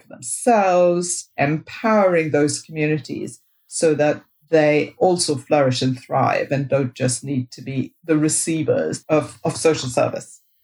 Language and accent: English; India; moved away as an adult; now in United Kingdom; I grew up in India, and when I was growing up in India, all the English medium schools were run by the Catholic Church.